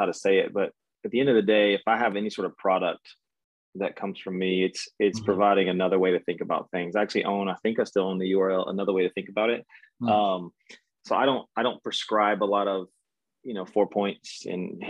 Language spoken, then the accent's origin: English; Texas, United States; moved away as an adult; also born or lived in Denver / Charlotte / Orlando; born and raised in Texas, took a lap around from Denver, Charlotte, Orlando, and now I'm back in Texas